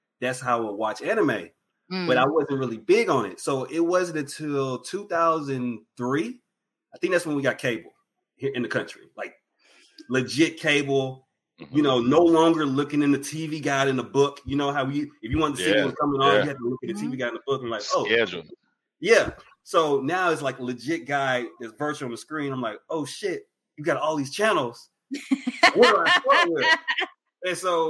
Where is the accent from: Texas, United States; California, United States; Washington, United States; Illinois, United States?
Texas, United States; East; also born or lived in Houston, Texas; I was born here in Houston, but I grew up in the backwoods of East Texas. I'm a country boy.